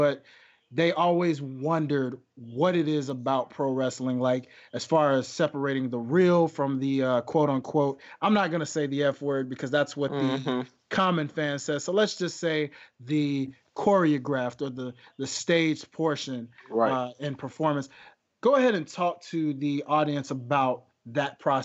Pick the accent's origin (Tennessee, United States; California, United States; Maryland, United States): Tennessee, United States; Memphis; my hometown of Memphis, Tennessee